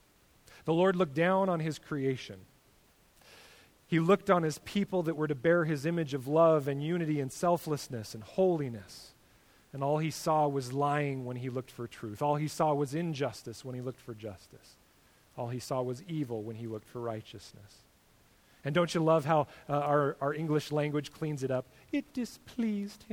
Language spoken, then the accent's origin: English; United States; us as American Christians